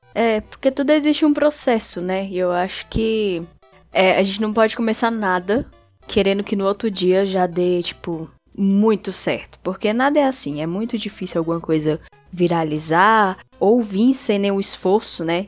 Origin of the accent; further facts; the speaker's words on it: Brasília, Federal District, Brazil; Eu sou aqui de Brasília